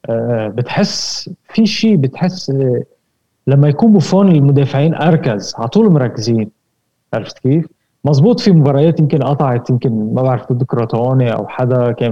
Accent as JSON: {"language": "Arabic", "country": "Lebanon", "said": "انا انا انا لبناني"}